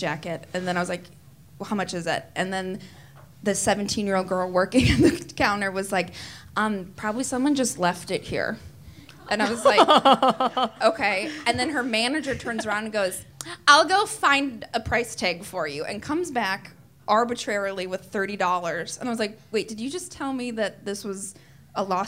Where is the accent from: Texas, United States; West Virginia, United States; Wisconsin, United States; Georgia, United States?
Wisconsin, United States; I grew up in Wisconsin